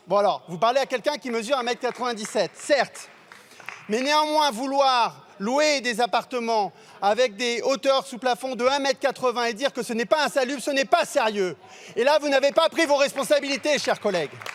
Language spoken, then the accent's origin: French; Marseille, Provence-Alpes-Côte d'Azur, France; en tant que Marseillais, connaissant bien la, situation de, de l'habitat qui doit être réhabilité à Marseille